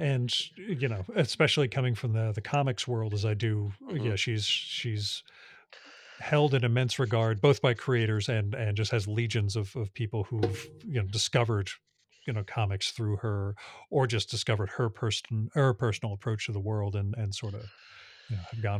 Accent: New Jersey, United States; born there; It's just a function of being born in Northern New Jersey in 1971.

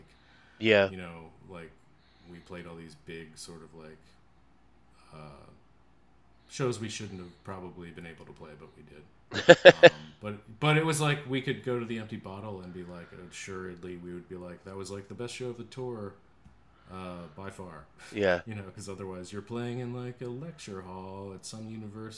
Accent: Pittsburgh, Pennsylvania, United States; moved away as an adult; now in Chicago, United States; I grew up in Pittsburgh, and then I also went to college at CMU in Pittsburgh.

